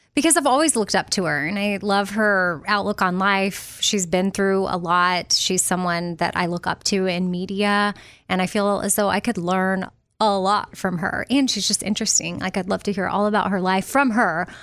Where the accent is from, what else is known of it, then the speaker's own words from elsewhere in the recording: Austin, Texas, United States; moved away; I'm a Texas girl, and I always will be at heart, but New York was just this, wow, this, I mean, I was from Austin